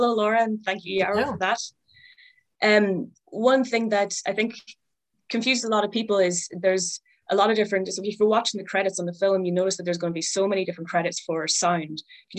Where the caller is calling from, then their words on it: Ulster, Ireland; And I'm in Donegal in Ireland.